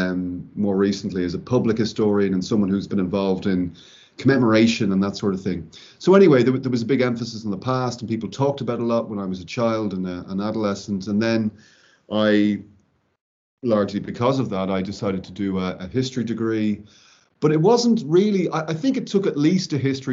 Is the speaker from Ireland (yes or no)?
yes; Ireland; born or raised there; moved away as an adult; also born or lived in France; now in United Kingdom